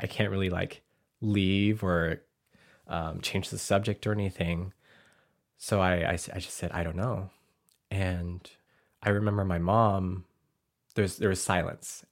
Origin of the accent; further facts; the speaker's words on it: Arkansas, United States; now in Portland, United States; growing up in Arkansas, I never wanted to be Laotian